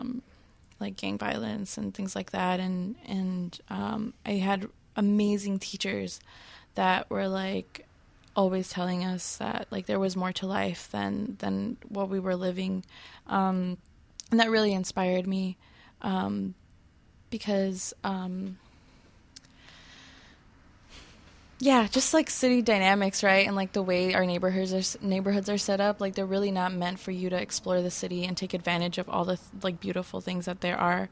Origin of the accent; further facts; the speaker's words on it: Chicago, Illinois, United States; also born or lived in Humboldt Park, Chicago; I was born in Humboldt Park, but I started my school in Little Village. So I've lived in different locations, but all within Little Village.